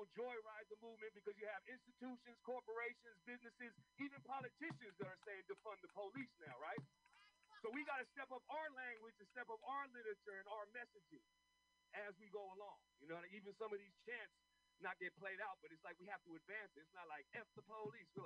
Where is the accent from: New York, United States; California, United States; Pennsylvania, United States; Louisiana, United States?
California, United States; San Francisco; I was born and raised in this city. I was born in St. Louis Hospital, and I grew up in this park and been here for 46 years.